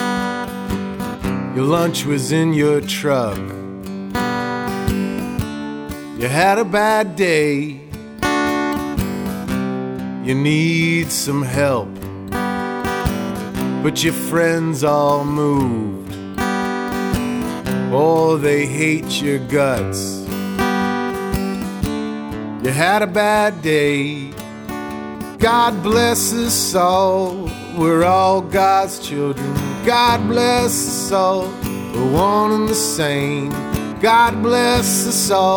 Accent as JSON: {"language": "English", "town": "Plymouth", "region": "Massachusetts", "country": "United States", "tie": "born or raised there", "said": "I was born and raised here down in South Plymouth"}